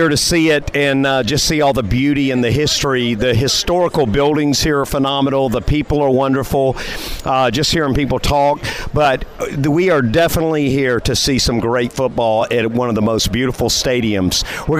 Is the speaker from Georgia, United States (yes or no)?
yes; Augusta, Georgia, United States; now in Florida, United States; my home state, Georgia, being from Augusta, Georgia, but now I'm in Florida.